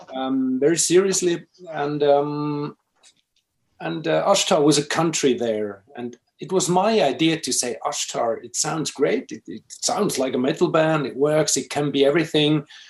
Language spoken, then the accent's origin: English; Switzerland; also born or lived in Finland; now in Basel, Switzerland; I'm Finnish, um, but I've grown up in Switzerland